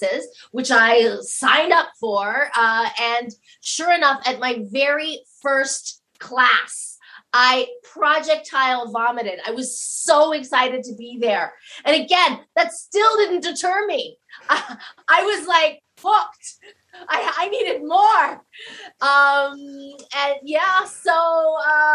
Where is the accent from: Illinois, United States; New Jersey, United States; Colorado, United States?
Colorado, United States; Denver; I was born on the coldest day of the year in Denver, Colorado.